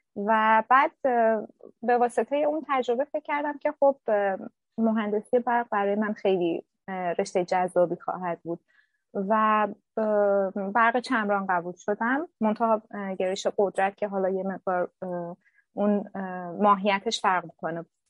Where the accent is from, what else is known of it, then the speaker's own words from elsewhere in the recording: Shiraz, Fars, Iran; moved away as an adult; also born or lived in Ahvaz; now in Berlin, Germany; من توی شهر خودم توی شیراز